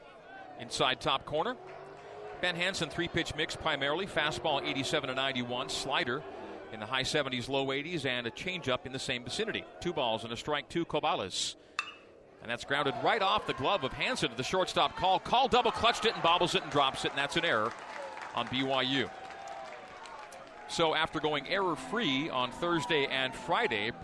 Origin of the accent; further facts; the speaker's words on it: Canada; as a Canadian growing up and a fan of the Expos